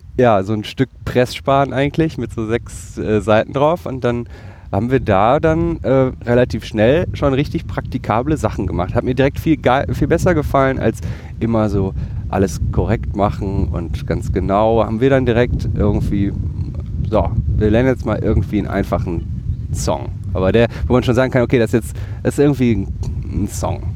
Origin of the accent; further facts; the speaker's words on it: Bottrop, North Rhine-Westphalia, Germany; in meiner Heimatstadt äh, im Ruhrgebiet Bottrop